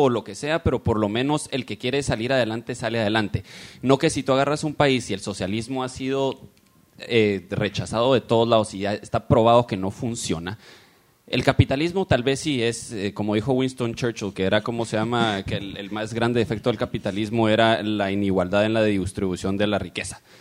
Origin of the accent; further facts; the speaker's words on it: Guatemala; now in United States; yo vengo de Guatemala